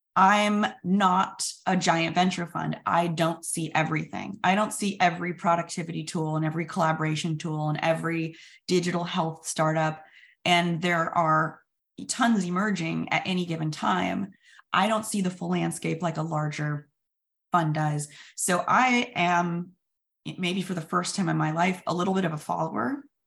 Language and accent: English; Sacramento, California, United States; I'm a dropout from Sacramento